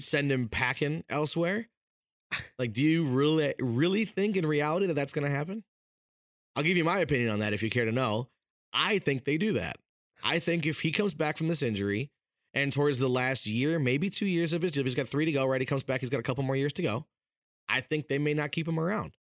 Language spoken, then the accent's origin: English; Wisconsin, United States; now in Minnesota, United States; I was born in Wisconsin, I came here in twenty eleven